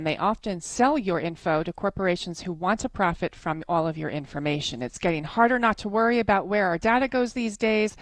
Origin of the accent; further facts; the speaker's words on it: United Kingdom; I'm British